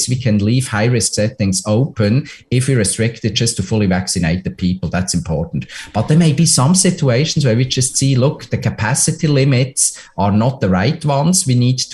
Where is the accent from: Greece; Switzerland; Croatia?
Switzerland; now in Ontario, Canada; my home country, Switzerland